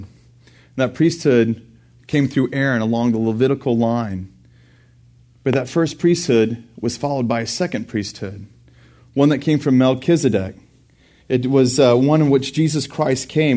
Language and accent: English; Burnet, Texas, United States; also born or lived in Houston, Texas / Dallas, Texas / College Station, Texas; I grew up in Burney, Texas, and graduated from there